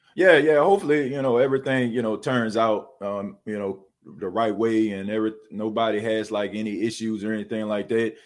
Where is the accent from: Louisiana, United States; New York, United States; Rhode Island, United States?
Louisiana, United States; New Orleans; born and raised in New Orleans